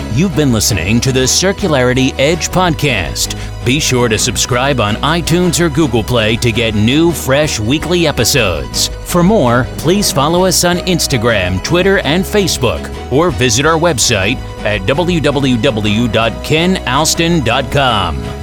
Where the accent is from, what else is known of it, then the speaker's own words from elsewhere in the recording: Preston, North West England, United Kingdom; I was born in Preston in Lancashire in the United Kingdom